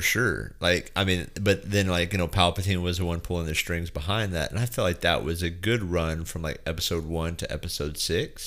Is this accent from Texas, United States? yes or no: yes; West Texas, United States; growing up in West Texas